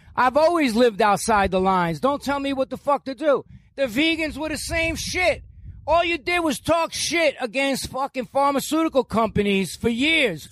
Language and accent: English; New York, United States; moved away as an adult; now in Florida, United States; I am a New Yorker